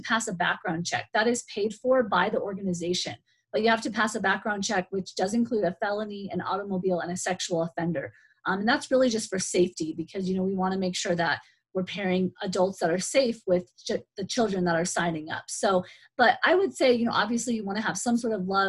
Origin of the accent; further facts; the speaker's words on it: Gallup, New Mexico, United States; I grew up in Gallup. My parents are originally from New York and we moved here when I was small. So I've been raised pretty much in New Mexico as a child